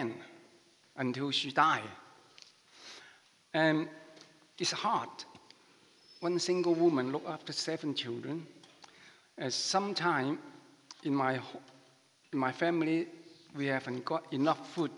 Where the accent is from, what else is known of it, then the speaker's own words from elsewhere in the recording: Macau; first language Chinese; English is a second language; moved away as an adult; now in Manchester, United Kingdom; I come from Macau, near Hong Kong.